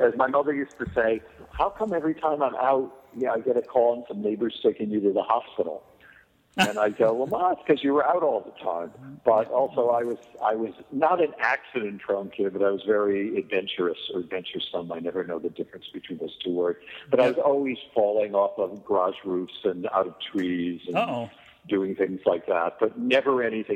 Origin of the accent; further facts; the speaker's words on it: Scranton, Pennsylvania, United States; also born or lived in New York; I grew up in Scranton, Pennsylvania